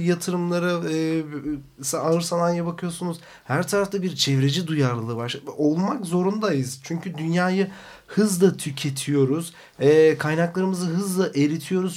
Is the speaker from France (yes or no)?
no; Black Sea Region, Turkey; bir Karadeniz çocuğuyum